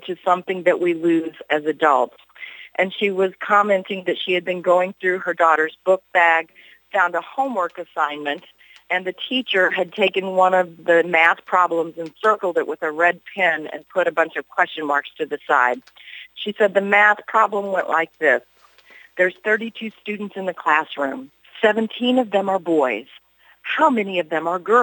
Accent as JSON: {"language": "English", "town": "Hannibal", "region": "Missouri", "country": "United States", "tie": "born or raised there", "said": "I grew up in Mark Twain's boyhood hometown of Hannibal, Missouri"}